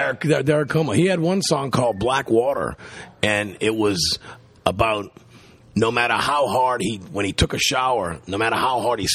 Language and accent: English; the South, United States; we're from the South